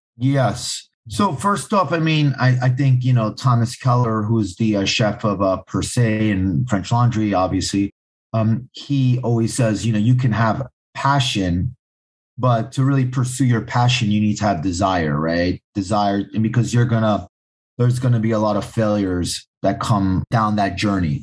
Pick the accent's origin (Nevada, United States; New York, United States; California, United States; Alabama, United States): New York, United States; New York City; am born born and raised right in the heart of Manhattan. I grew up in a neighborhood called Hell's Kitchen